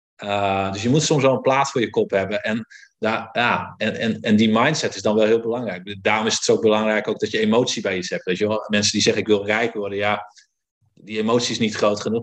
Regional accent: Friesland, Netherlands; Ik kom uit Friesland, dus ook wel zuinig opgevoed.

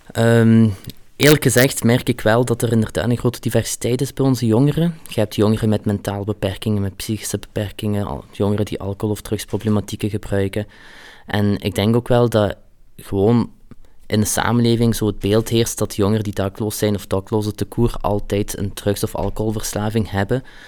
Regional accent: Flanders, Belgium; also born or lived in Hasselt; ik ben hier geboren en getogen

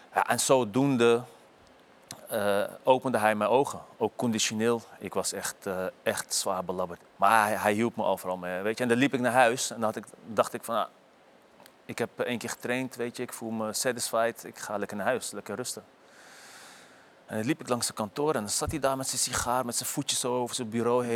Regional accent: Amsterdam area, North Holland, Netherlands; moved away as an adult; Weg uit de omgeving Amsterdam

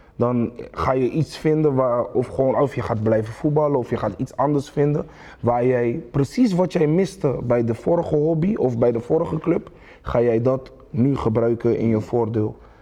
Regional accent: Rotterdam, South Holland, Netherlands; ik ben een Rotterdammer

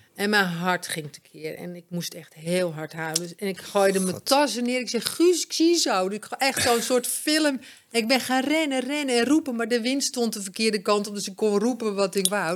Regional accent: Amsterdam, North Holland, Netherlands; also born or lived in Bloemendaal / Alkmaar / Egmond aan Zee; ik kom van oorsprong uit Amsterdam

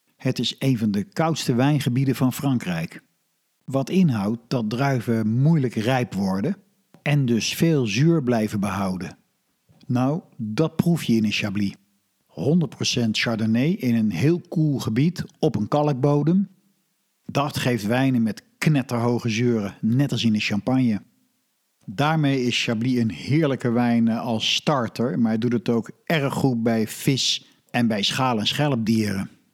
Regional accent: Netherlands; als Nederlander

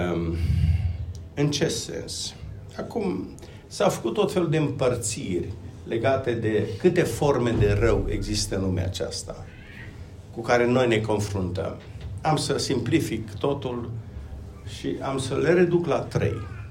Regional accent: Romania; Vin din România. Locuiesc uh, lângă Timișoara acum

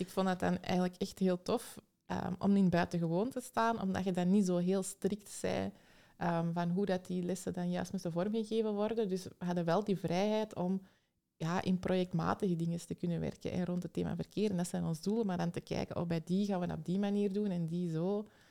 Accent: Antwerp, Flanders, Belgium; Ik kom uit Antwerpen

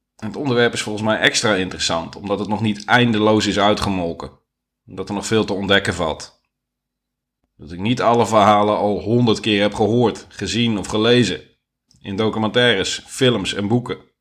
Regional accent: Netherlands; ik ben Nederlander

